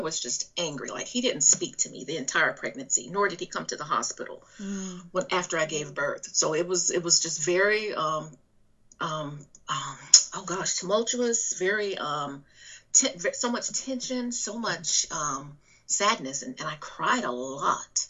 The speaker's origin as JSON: {"language": "English", "region": "Alabama", "country": "United States", "also_born_or_lived": "Texas", "accent": "southern drawl", "moved": "yes", "lives_now": "North Carolina, United States", "said": "I am originally from Alabama, but I've lived in Texas, and I'm in currently in North Carolina"}